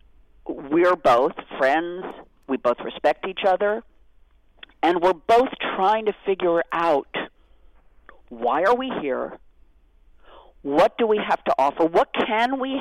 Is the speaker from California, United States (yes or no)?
yes; Beverly Hills, California, United States; I grew up in Beverly Hills, California.